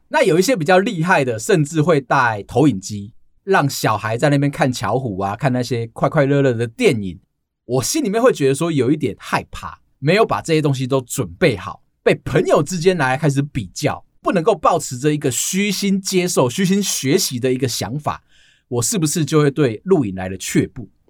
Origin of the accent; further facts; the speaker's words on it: Taiwan; 我们台湾人